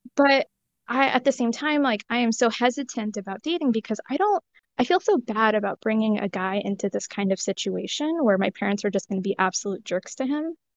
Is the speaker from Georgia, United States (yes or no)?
no; California, United States; I was raised in California, but I have parents from India